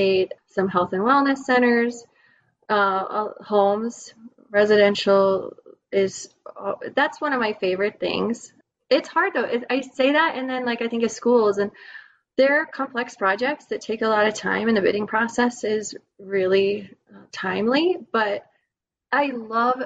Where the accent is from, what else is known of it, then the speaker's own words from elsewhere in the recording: the West, United States; growing up in the West